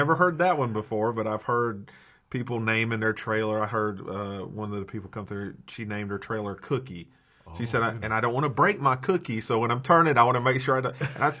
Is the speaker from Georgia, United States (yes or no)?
yes; South Georgia, United States; now in Marshfield, United States; I moved up here to Marshfield. And, you know, I'm from South Georgia, so I moved up here to Marshfield.